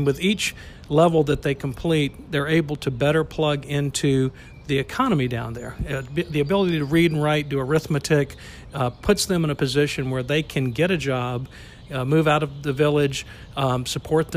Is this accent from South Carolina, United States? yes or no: yes; Greenville, South Carolina, United States; moved away as an adult; also born or lived in Raleigh, North Carolina; now in Atlanta, United States; I was born in Raleigh, North Carolina, and I was raised in Greenville, South Carolina